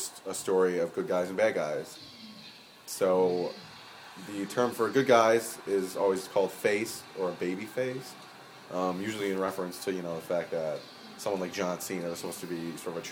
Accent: Buffalo, New York, United States; I'm from Buffalo, and I'm 21.

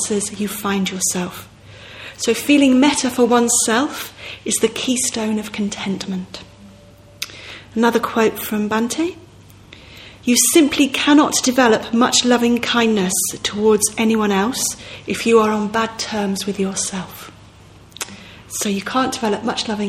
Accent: Manchester, North West England, United Kingdom; moved away as an adult; Manchester's my hometown in some ways. I lived in Manchester from when I was about 7 to when I was about 23 or something.

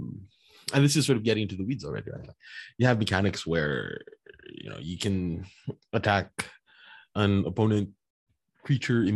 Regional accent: Philippines; I'm Filipino

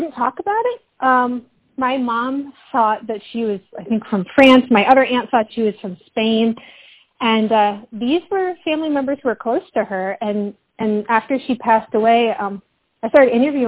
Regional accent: Albany, New York, United States; I was born in Albany

